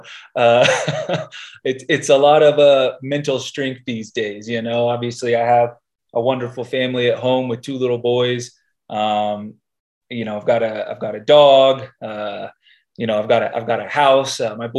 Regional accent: Dallas, Texas, United States; Yeah, Dallas was actually a great place. I feel like Texas in general, but you know, North Texas, the Dallas-Fort Worth area was a gre

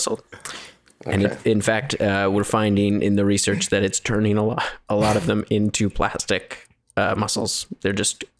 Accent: Canada; my parents are from New Zealand, but I am a Canadian and I'm proud of it.

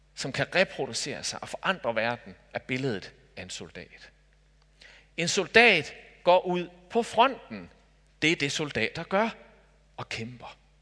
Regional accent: Denmark; Jeg er dansker

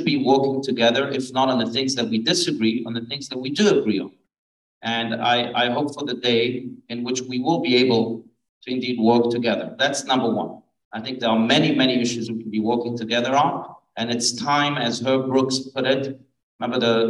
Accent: France; moved away; I was born in France. I have family in France. And I go back to France from time to time.

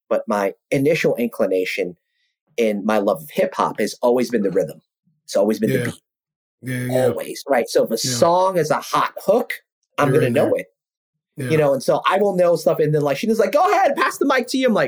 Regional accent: New York City, New York, United States; growing up in South Ozone Park, Queens, Jamaica, Queens

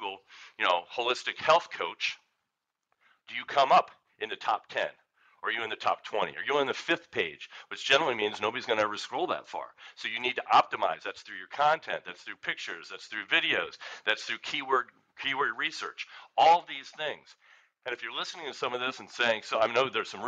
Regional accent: Philadelphia, Pennsylvania, United States; I'm from Philadelphia

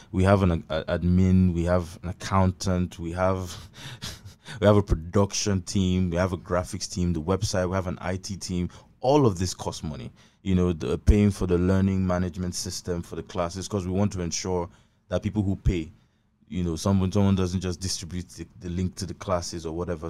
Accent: Abak, Akwa Ibom, Nigeria; I'm from, I'm from Abak

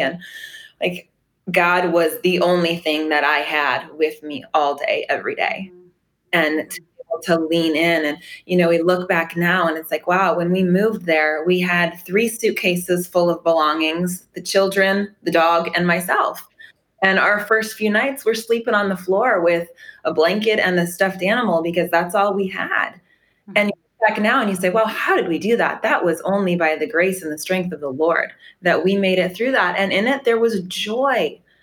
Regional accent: Arvada, Colorado, United States; moved away as an adult; now in Paradise, United States; We grew up in um, Arvada, Colorado

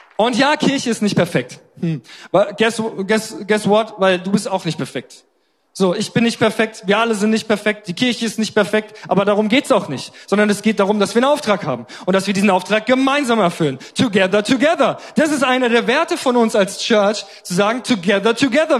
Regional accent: Germany; als Deutsche

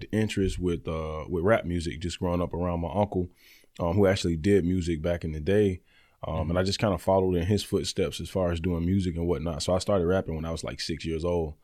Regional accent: Birmingham, Alabama, United States; also born or lived in Youngstown, Ohio; I'm from Birmingham, Alabama. I was originally born in Youngstown, Ohio

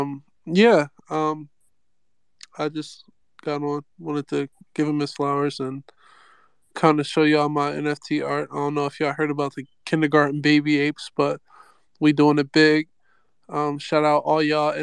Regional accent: Coatesville, Pennsylvania, United States; I am from Coatesville, Pennsylvania. It's a spot right outside of Philadelphia.

